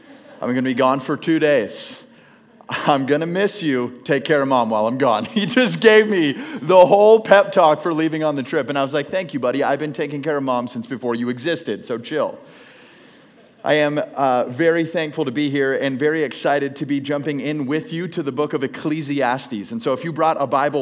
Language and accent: English; Phoenix, Arizona, United States; I hail from Phoenix, Arizona.